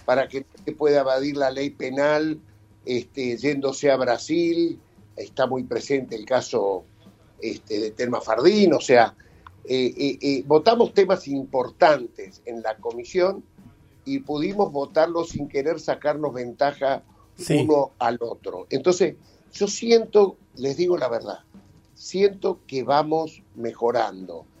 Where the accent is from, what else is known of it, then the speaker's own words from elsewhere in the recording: Argentina; Nosotros recibimos y arman nuestra argentinidad